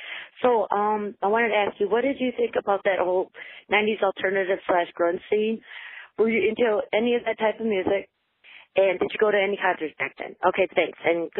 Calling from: Michigan, United States; I'm calling you from Michigan.

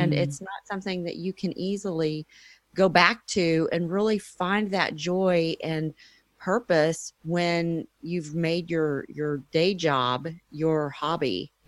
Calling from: Dallas, Texas, United States; Dallas, Texas.

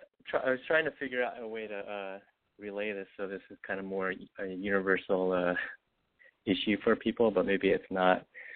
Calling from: Los Angeles, California, United States; Oh, I'm …. I'm 36, and I'm in L.A.

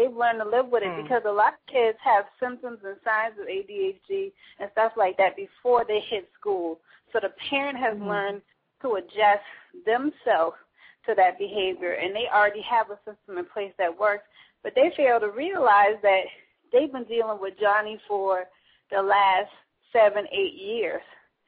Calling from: Charleston, South Carolina, United States; I'm calling from Charleston, South Carolina.

